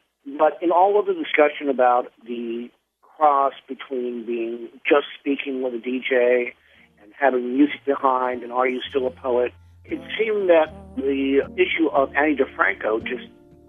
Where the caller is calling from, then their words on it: New York City, New York, United States; I'm calling from New York City.